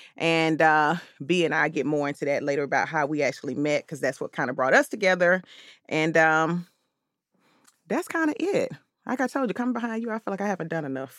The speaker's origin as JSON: {"language": "English", "town": "Atlanta", "region": "Georgia", "country": "United States", "tie": "born or raised there", "said": "I'm born and raised here in Atlanta"}